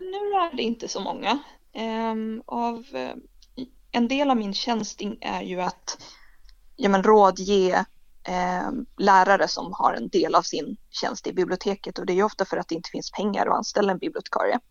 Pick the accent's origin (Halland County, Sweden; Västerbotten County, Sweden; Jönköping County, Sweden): Västerbotten County, Sweden; Umeå; moved away as an adult; also born or lived in Lapland / Dorotea / Skåne; now in Lund, Sweden; Jag är född i en pytteliten by mittemellan Dorotea och Borgafjäll, så mitt ute ingenstans. Och sen har jag bott nästan hela livet i Umeå